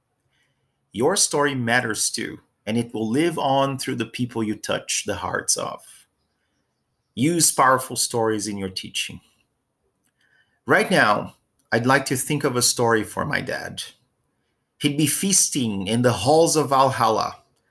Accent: Brazil; my hometown in Brazil

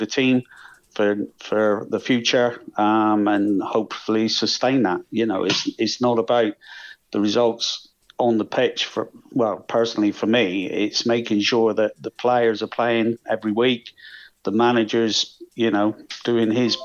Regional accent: Millbrook, South West England, United Kingdom; I'm originally from Millbrook

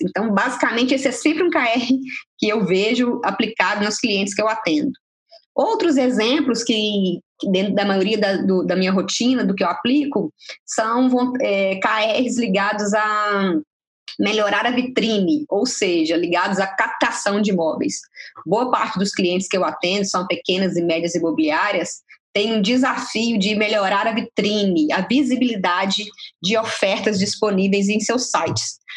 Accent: Minas Gerais, Brazil; como boa mineira

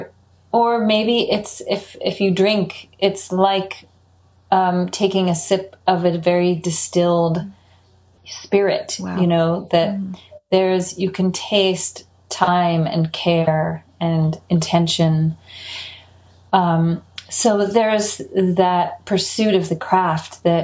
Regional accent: Middlebury, Vermont, United States; moved away; also born or lived in California; growing up in Vermont

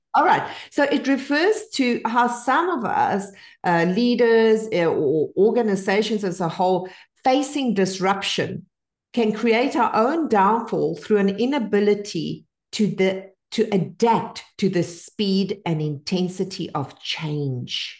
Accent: Bolivia; English is a second language; now in United States; I only learned to speak English at ten because I was born in Bolivia

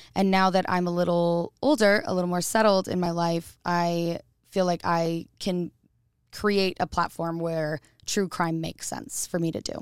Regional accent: Boise, Idaho, United States; I'm an Idaho native. Um, I was born in Boise, Idaho

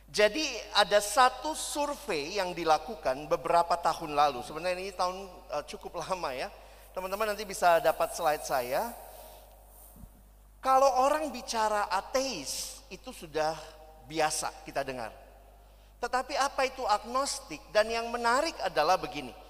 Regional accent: Makassar, South Sulawesi, Indonesia; also born or lived in Jakarta; Saya selesai pendidikan sampai SMA di Makassar. Saya lahir dan besar di Makassar sampai SMA, lalu saya kuliah ke Jakarta.

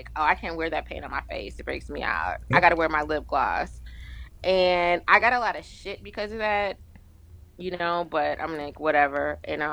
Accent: California, United States; moved away as an adult; I'm from California, so I used to get to go home

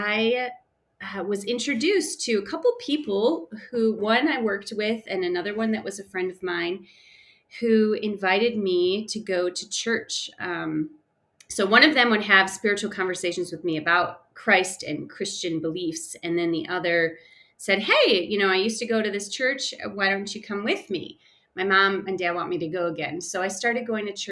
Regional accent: Chicago suburbs, Illinois, United States; moved away as an adult; now in Denver, United States; I grew up in the Chicago suburbs, moved around a bit in my early upbringing, and moved to Colorado after being married

